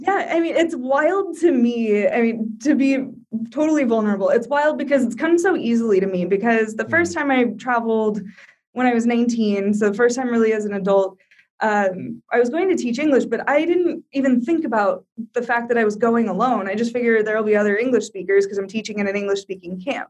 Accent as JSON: {"language": "English", "region": "Iowa", "country": "United States", "also_born_or_lived": "Brazil / Colorado / Rhode Island / Florida", "moved": "as an adult", "lives_now": "Morocco", "said": "I'm from Iowa originally"}